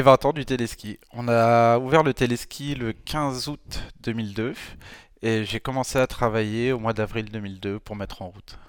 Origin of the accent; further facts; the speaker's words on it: France; en tant que Français